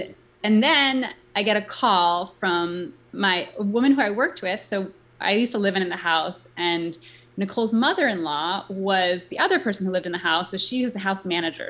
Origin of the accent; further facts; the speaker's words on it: New York City, New York, United States; I grew up in New York City